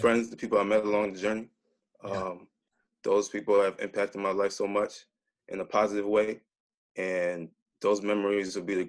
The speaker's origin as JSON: {"language": "English", "town": "Minneapolis", "region": "Minnesota", "country": "United States", "tie": "born or raised there", "said": "I grew up in the Twin Cities, mostly Minneapolis, Minnesota."}